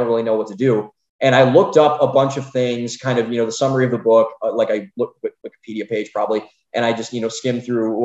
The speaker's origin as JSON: {"language": "English", "town": "Cleveland", "region": "Ohio", "country": "United States", "moved": "yes", "lives_now": "Austin, United States", "said": "we both are from Cleveland, but we grew up in just totally different environments"}